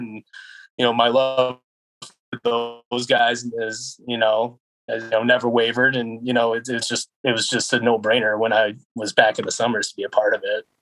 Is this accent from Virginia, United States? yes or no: no; East Grand Forks, Minnesota, United States; my hometown team in East Grand Forks